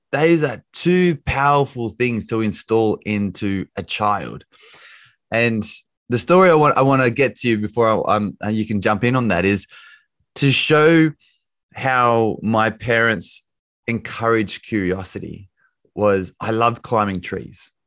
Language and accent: English; Bathurst, New South Wales, Australia; also born or lived in United States; now in London, United Kingdom; I am Australian. I grew up in Australia. I live in London these days